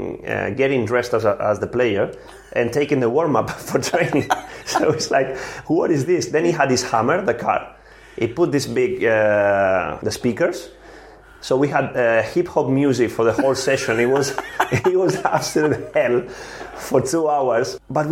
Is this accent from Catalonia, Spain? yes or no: yes; Barcelona, Catalonia, Spain; English is a second language; moved away as an adult; also born or lived in Vitoria / Swansea; I come from a family, Italian parents. I was born here in Barcelona